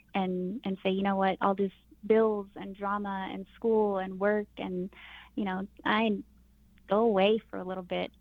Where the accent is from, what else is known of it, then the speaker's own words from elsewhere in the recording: Crystal, New Mexico, United States; I'm from Crystal, New Mexico.